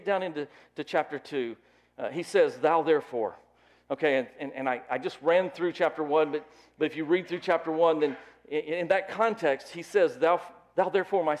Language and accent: English; Lookout Mountain, Tennessee, United States; I grew up on Lookout Mountain